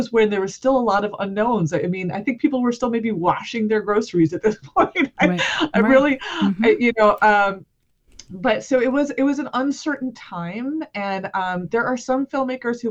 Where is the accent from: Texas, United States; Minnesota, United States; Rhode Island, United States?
Rhode Island, United States; Cranston; also born or lived in Providence, Rhode Island; I'm from Rhode Island. I live in Providence. I was born in this state, and I was born in the city of Cranston